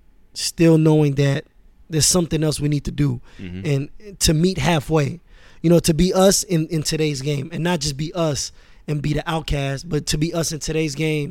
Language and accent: English; Queens, New York, United States; also born or lived in Paris, France; when I moved to Queens, I was 10. You know, I was born in France, in Paris, and my dad worked for the United Nations, for UNESCO. So we moved around a lot.